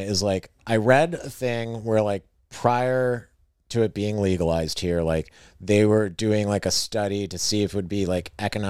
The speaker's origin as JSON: {"language": "English", "region": "Western New York", "country": "United States", "said": "Do I turn on my flashers or do I admit I'm from Western New York? I'm still from Western New York."}